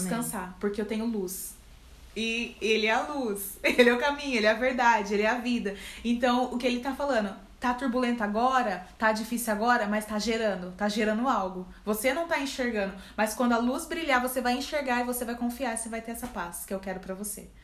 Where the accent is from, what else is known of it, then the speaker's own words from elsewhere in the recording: Campinas, São Paulo, Brazil; sou aqui de Campinas